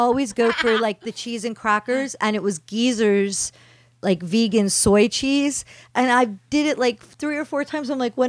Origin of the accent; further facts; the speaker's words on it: New Jersey, United States; we grew up in New Jersey, so we didn't know anyone that was vegetarian or vegan.